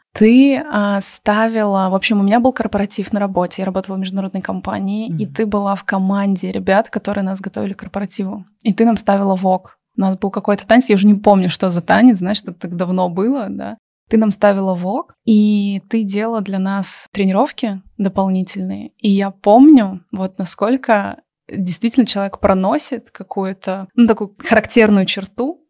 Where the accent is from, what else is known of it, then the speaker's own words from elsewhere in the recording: Siberia, Russia; moved away; Я человек, который вырос в Сибири